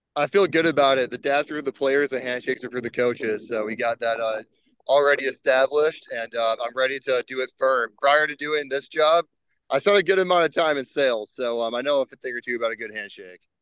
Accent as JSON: {"language": "English", "region": "Illinois", "country": "United States", "tie": "born or raised there", "said": "Illinois is my home state"}